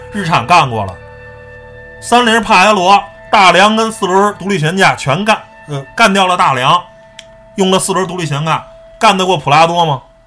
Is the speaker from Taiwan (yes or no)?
no; China; 我是中国人，我们就信这套东西